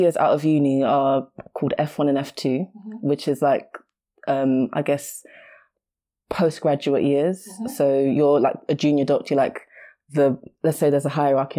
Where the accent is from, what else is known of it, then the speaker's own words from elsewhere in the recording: Nigeria; Okay. So I'm Nigerian as well.